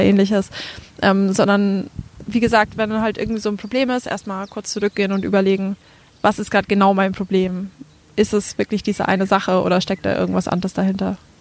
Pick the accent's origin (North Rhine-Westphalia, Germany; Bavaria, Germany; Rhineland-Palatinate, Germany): Bavaria, Germany; Franconia; accent: Franconian; moved away as an adult; also born or lived in Würzburg; now in Berlin, Germany; Man hört es ja an meinem Dialekt so ein bisschen. Ich komme auch aus Franken